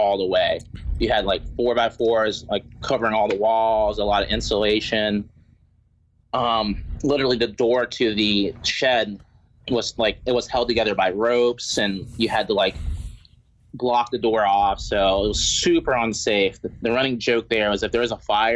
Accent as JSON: {"language": "English", "town": "Roanoke", "region": "Virginia", "country": "United States", "tie": "born or raised there", "said": "I went to high school and college around here. So, yeah, it's basically my hometown. I was actually born in West Virginia"}